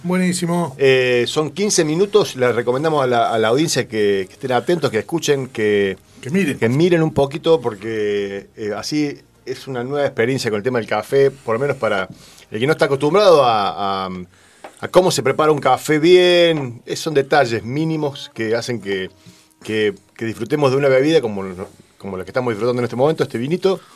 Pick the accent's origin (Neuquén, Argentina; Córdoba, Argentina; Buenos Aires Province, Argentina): Córdoba, Argentina; en la ciudad de Córdoba, mi ciudad natal